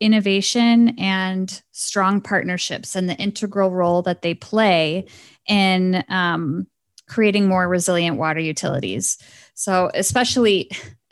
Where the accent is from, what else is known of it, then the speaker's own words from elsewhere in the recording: Midwest, United States; I'm from the Midwest too